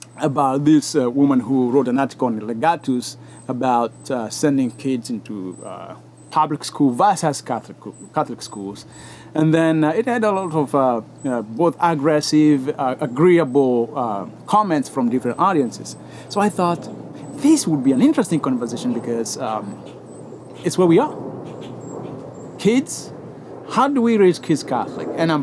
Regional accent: Kenya; moved away; I grew up in Kenya and we did a lot of farming

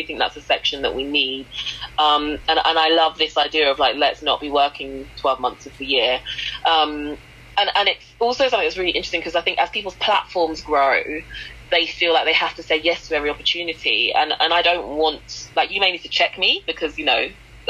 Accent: London, United Kingdom; I am indeed from London

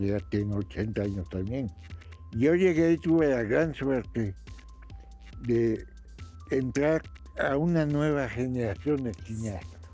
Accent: Mexico; first language Spanish; also born or lived in Russia; Soy mexicano y muy mexicano

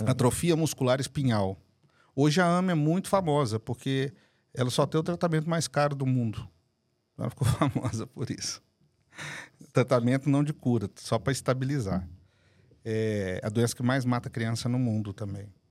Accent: Guarulhos, São Paulo, Brazil; also born or lived in Belo Horizonte; Eu nasci aqui em São Paulo, inclusive. Nasci em Guarulhos

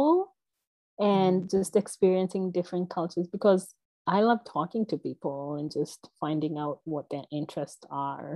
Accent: Nairobi, Kenya; moved away as an adult; also born or lived in Greensboro, North Carolina / New York / New Jersey / Edmonton, Alberta, Canada; so I grew up in Kenya, in Nairobi, Kenya

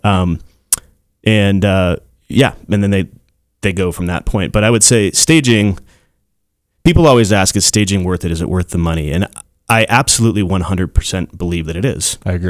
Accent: Castle Rock, Colorado, United States; I'm from Castle Rock

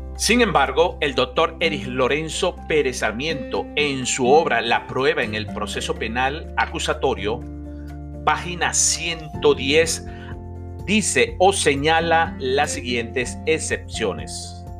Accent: Venezuela; nuestro país, Venezuela

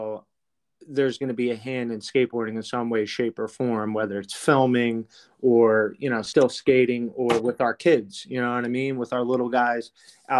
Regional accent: Philadelphia, Pennsylvania, United States; we come from Philly and we're skate rats from Philly

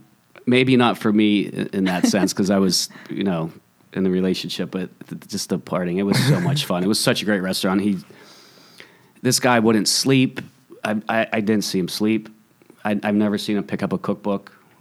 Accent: Pittsburgh, Pennsylvania, United States; No. I'm from Pittsburgh.

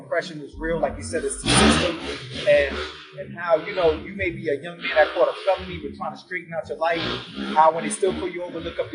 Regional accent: United States; I'm American

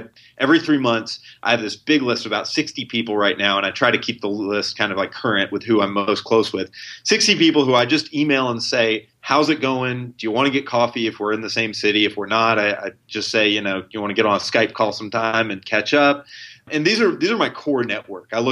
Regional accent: Tennessee, United States; now in Chicago, United States; I'm from Tennessee and I'm in Chicago now

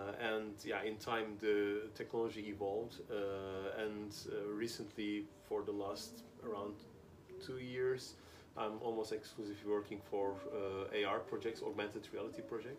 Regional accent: Amsterdam, North Holland, Netherlands; English is a second language; as you said, I'm here in Busan in South Korea for the last week, and I come from Amsterdam.

